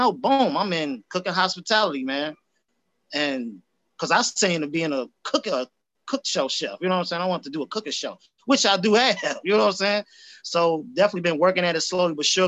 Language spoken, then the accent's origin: English; Chicago, Illinois, United States; I'm from Southside, man. Chicago all day, from Chatham area, 87. So I was born, grew up on 89th and Woodline